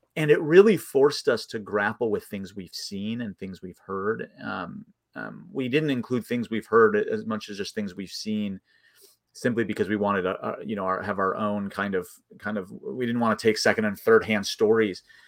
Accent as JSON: {"language": "English", "area": "outside of Chicago", "region": "Illinois", "country": "United States", "tie": "born or raised there", "said": "I grew up outside of Chicago, in the suburbs, about forty-five minutes outside of Chicago"}